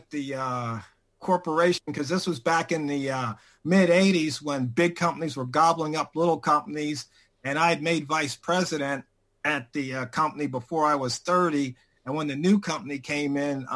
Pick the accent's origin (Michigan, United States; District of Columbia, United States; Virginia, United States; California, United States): District of Columbia, United States; Washington; I grew up in Washington, D.C., Southeast